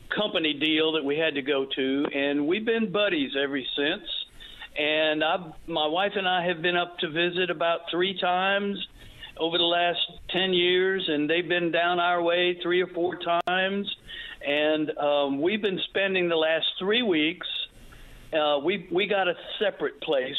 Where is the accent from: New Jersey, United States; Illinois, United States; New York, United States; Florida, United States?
Florida, United States; Pensacola; We're here from Pensacola, Florida.